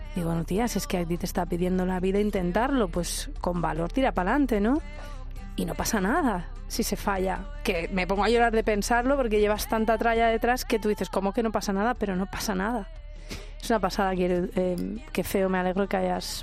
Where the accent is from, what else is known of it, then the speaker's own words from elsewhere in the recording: Albacete, Castilla-La Mancha, Spain; moved away as an adult; cuando me fui de Albacete